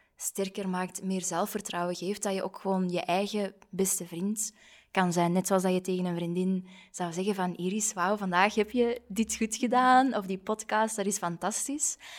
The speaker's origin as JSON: {"language": "Dutch", "country": "Belgium", "said": "we zijn allemaal zo bescheiden, zeker als Belgen"}